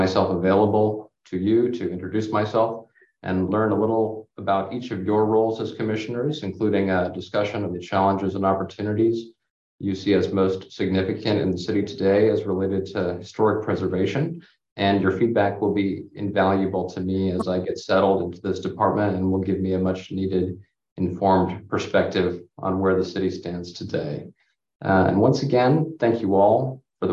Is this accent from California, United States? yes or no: yes; Berkeley, California, United States; I am originally from Berkeley